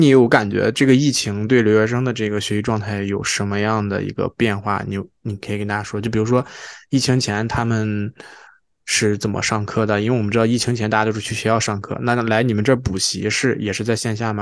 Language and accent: Chinese; China; now in Toronto, Canada; 我们当时小时候在国内上初中、高中